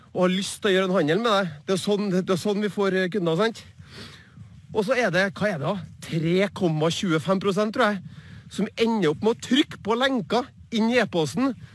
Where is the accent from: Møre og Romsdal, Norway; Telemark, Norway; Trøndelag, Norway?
Trøndelag, Norway; Trondheim; på Byåsen der jeg vokste opp